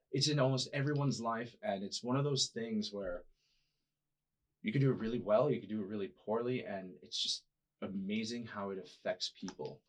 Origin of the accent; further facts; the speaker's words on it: New York City, New York, United States; moved away as an adult; also born or lived in Boston; now in San Diego, United States; I grew up in New York City